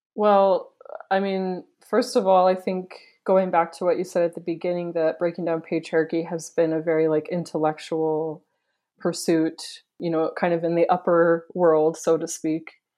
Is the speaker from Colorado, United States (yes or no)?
no; Wisconsin, United States; now in Provo, United States; I grew up in Wisconsin, but my family is from, Provo, my parents are from here